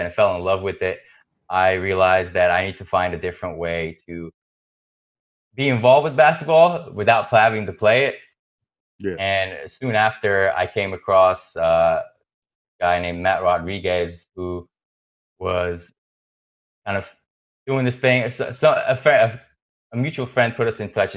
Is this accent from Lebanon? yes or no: yes; Lebanon; growing up in Lebanon